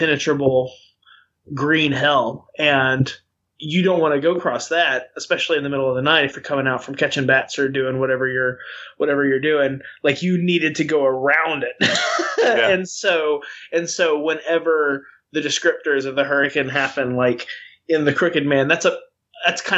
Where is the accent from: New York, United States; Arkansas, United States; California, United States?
Arkansas, United States; where I grew up in Arkansas